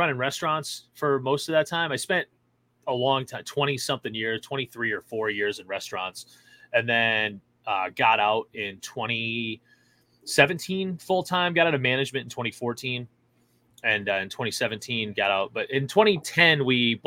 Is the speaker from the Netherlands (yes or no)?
no; Oswego, New York, United States; moved away as an adult; also born or lived in Boston / Rhode Island; now in New Hampshire, United States; I'm originally from upstate New York, up near Oswego, New York is where my hometown is